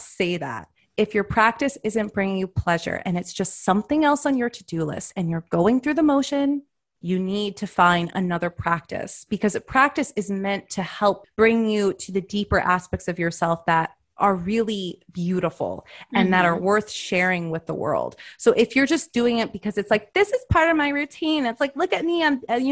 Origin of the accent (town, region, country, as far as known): United States